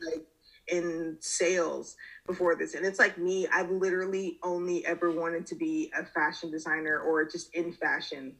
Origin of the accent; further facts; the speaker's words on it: Lawrenceville, Georgia, United States; moved away as an adult; now in Savannah, United States; I'm living in Savannah. I'm originally from Lawrenceville, Georgia. It's outside of Metro Atlanta